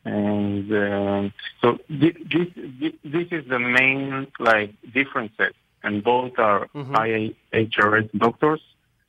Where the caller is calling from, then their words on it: Israel; from Israel.